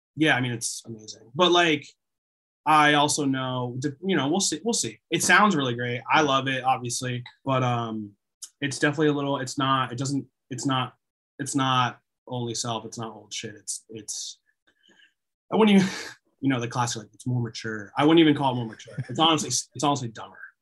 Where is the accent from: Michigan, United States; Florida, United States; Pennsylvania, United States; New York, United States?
Pennsylvania, United States; the Poconos; also born or lived in Allentown, Pennsylvania; I grew up in the Poconos but but I lived in Allentown for a while